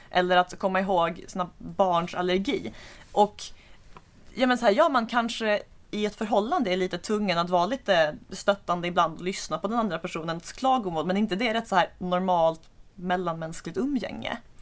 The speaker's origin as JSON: {"language": "Swedish", "region": "Skåne", "country": "Sweden", "said": "Jag har ju som skåning bara koll på Danmark"}